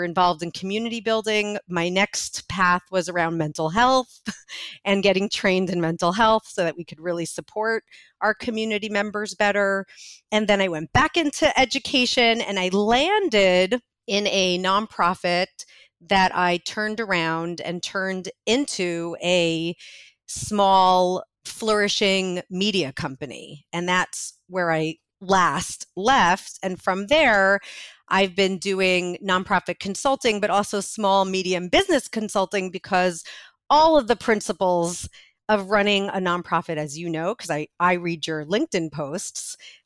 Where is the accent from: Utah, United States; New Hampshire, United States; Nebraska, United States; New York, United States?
New York, United States; New York City; I was born in Brooklyn